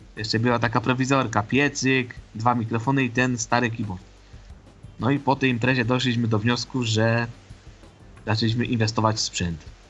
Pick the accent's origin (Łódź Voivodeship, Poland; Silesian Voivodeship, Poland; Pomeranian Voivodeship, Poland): Silesian Voivodeship, Poland; Ożarowice; Ja pochodzę z Ożarowic, to jest Górny Śląsk.